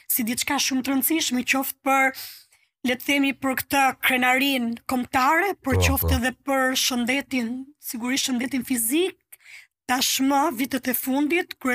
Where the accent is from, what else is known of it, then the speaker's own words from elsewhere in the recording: Durrës, Durrës County, Albania; also born or lived in Dibër; unë jam rritur në Durrës si jam origjinë nga Dibra